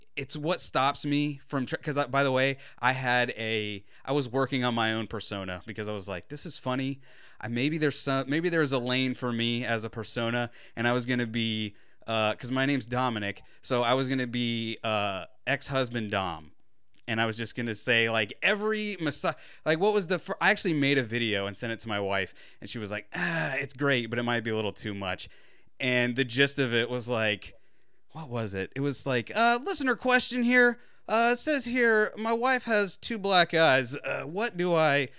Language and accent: English; Florida, United States